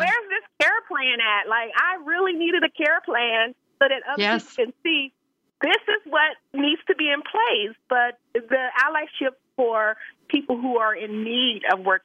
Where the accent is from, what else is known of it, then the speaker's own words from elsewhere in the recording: Los Angeles, California, United States; a Black woman growing up in South Central Los Angeles